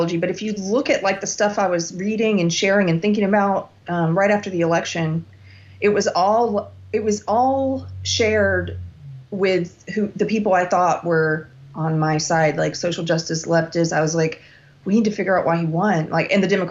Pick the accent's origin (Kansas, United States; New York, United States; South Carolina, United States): South Carolina, United States; moved away; also born or lived in Los Angeles; South Carolina, which is my home state